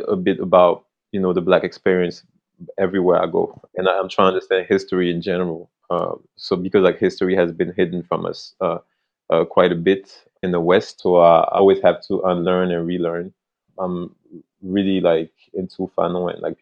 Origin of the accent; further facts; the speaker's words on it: France; moved away; I came from France. That's where I grew up.